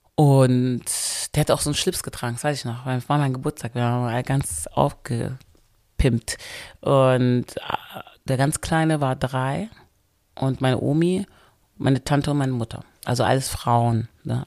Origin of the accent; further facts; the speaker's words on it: Wermelskirchen, North Rhine-Westphalia, Germany; Wermskirchen, da wo ich herkomme